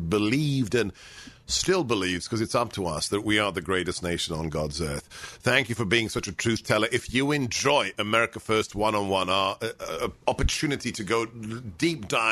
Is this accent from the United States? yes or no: no; United Kingdom; I learned German in the school in the UK